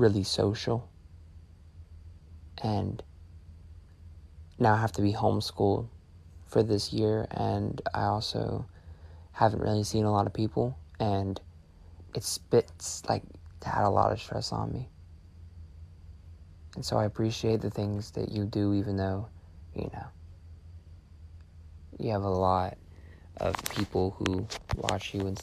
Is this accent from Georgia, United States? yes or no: yes; Georgia, United States; I'm from Georgia. I'm 14.